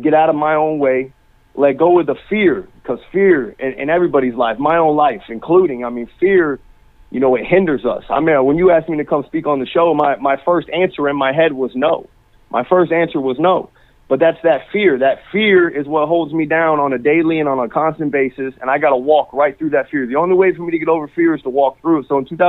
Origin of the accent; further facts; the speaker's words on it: Naples, Florida, United States; I'm from Naples, Florida, down here. Born and raised down in Naples, Florida